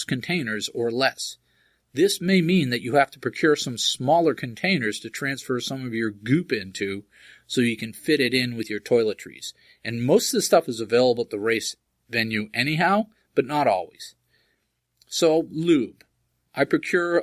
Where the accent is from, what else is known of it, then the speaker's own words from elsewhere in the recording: Groton, Massachusetts, United States; my hometown of Groton, Massachusetts